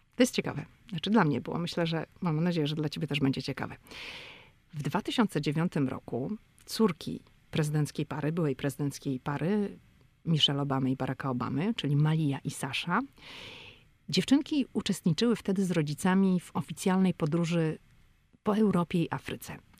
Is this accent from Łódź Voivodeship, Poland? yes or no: no; Szczecin, West Pomeranian Voivodeship, Poland; moved away as an adult; now in Washington, United States; ja jestem ze Szczecina, to u mnie się mówi, że na dworze się jest, a nie na polu